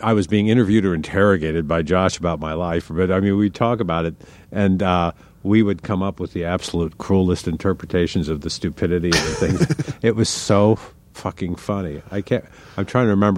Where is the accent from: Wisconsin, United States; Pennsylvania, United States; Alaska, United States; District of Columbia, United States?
District of Columbia, United States; Washington; I grew up in Washington, D.C.